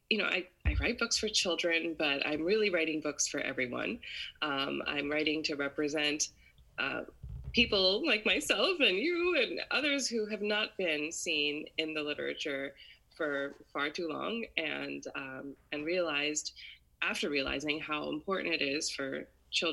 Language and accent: English; Maryland, United States; I grew up in the U.S. I was born and raised in Maryland, which is where I still live now.